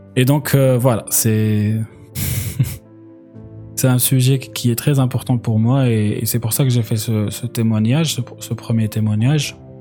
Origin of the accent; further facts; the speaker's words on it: Algeria; moved away; quand j'ai grandi en Algérie